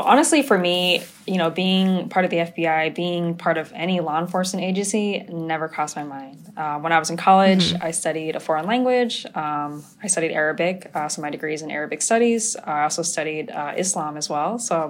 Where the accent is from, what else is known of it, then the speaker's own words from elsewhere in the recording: Southern California, United States; I grew up primarily in Southern California to immigrant parents. My father is immigrated here from Vietnam in the 80s, and my mom came here from Cambodia. They actually met here on the East Coast, migrated to California, and here I am today.